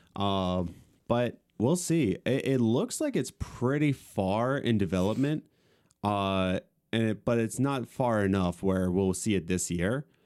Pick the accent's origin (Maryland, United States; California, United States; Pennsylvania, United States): Pennsylvania, United States; Lancaster County; we're coming from Lancaster County